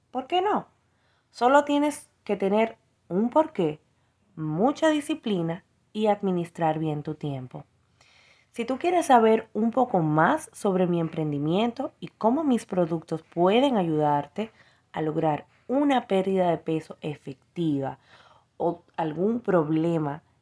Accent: Dominican Republic; now in Miami, United States; Hola, hola, muy buenas noches. … soy de República Dominicana pero actualmente radico en Miami, Florida.

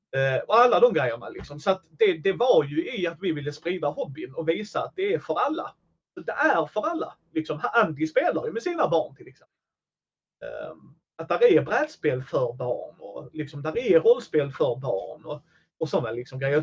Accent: Helsingborg, Skåne, Sweden; Jag är från Helsingborg

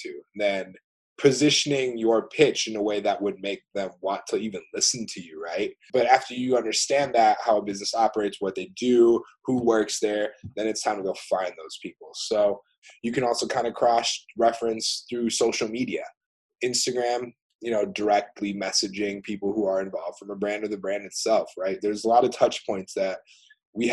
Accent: Rochester, Michigan, United States; also born or lived in Norway; I grew up in Rochester.

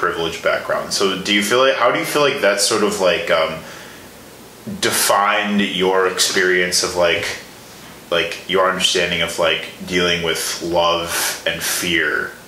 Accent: Chicago, Illinois, United States; now in Milwaukee, United States; I'm from the Chicago area

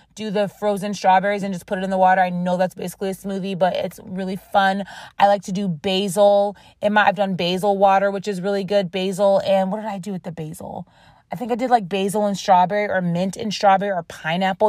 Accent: Rochester, New York, United States; accent: Rochester; my Rochester accent is coming out

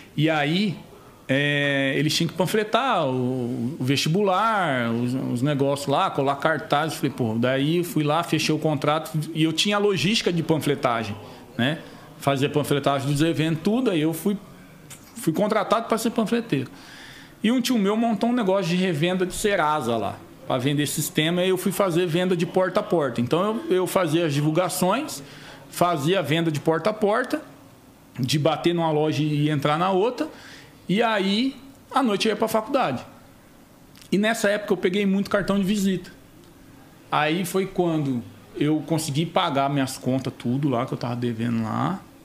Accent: Campo Grande, Mato Grosso do Sul, Brazil; born or raised there; moved away; also born or lived in Maringá, Paraná

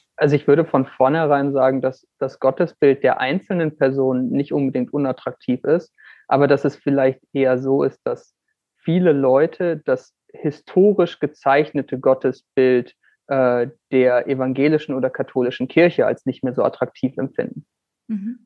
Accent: Northern Germany, Germany; Moin, wie man in meiner Heimat sagen würde

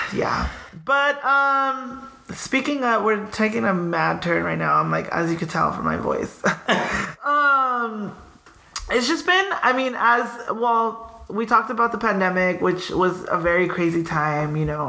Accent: Pico Rivera, California, United States; where are you from?" And I'm like, "Pico

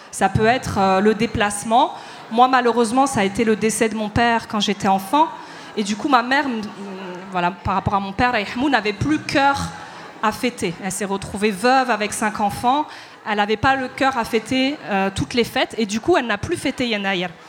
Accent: Paris, Île-de-France, France; born there; En plus, comme je suis née à Paris, les relations que j'ai eues avec euh, le Maroc, c'était l'été.

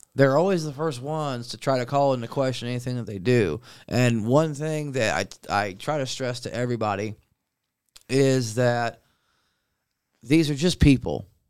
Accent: Centerville, United States; the guys that I grew up with in Centerville

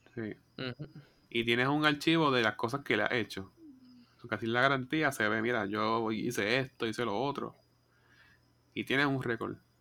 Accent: Coamo, Puerto Rico; yo soy de Cuamo

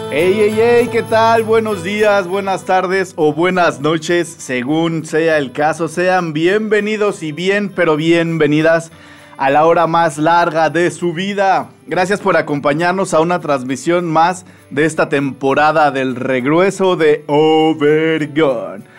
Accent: Tlalnepantla, State of Mexico, Mexico; yo crecí en en Tlalnepantla

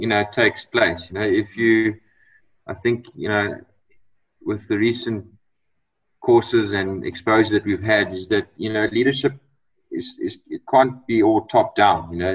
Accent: Eastern Cape, South Africa; I was I was born in the Eastern Cape, so and went to the school in the Eastern Cape

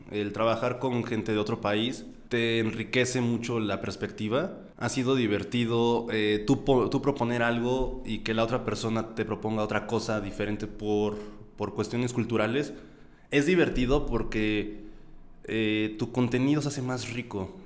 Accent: Mexico City, Mexico; accent: cantado; chilango somos los que vivimos en Ciudad de México

